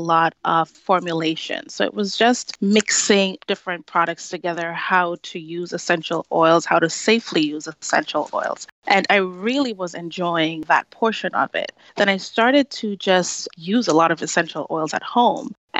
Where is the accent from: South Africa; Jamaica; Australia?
Jamaica; moved away; I grew up in Jamaica with my grandparents.